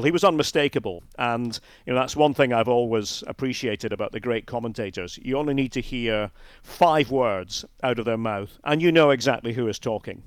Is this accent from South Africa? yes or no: no; Scotland, United Kingdom